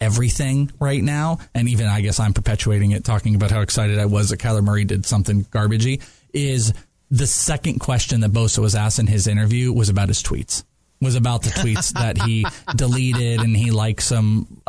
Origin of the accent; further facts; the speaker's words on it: Wales, United Kingdom; I'm Welsh.